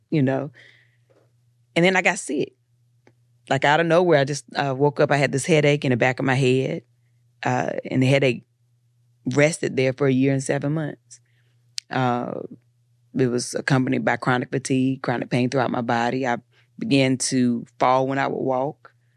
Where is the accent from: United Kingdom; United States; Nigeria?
United States; Eden, North Carolina; I'm from Eden, so nobody was an actor.